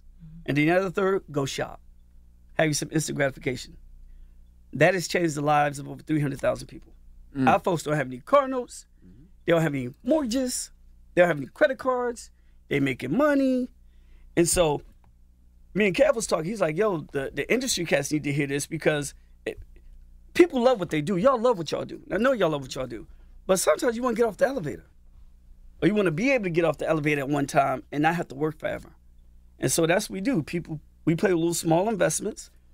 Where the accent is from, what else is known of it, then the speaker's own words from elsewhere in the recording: New Jersey, United States; I'm from Norton, New Jersey.